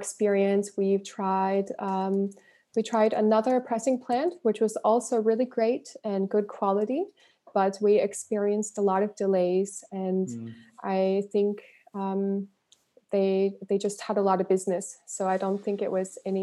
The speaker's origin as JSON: {"language": "English", "region": "Northern California", "country": "United States", "tie": "born or raised there", "said": "I grew up in Northern California, and I was surrounded by a lot of musicians."}